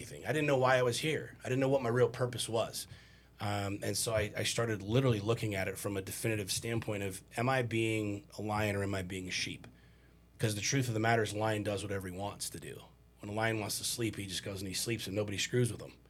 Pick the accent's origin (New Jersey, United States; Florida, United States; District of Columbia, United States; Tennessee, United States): District of Columbia, United States; Washington; I grew up in Washington, D.C.